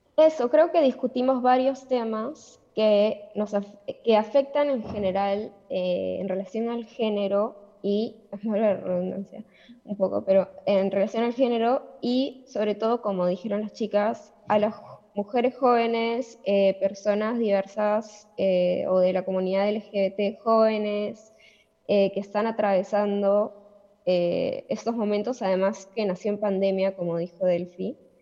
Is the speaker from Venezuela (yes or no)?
no; Peru; now in Argentina; yo soy de Perú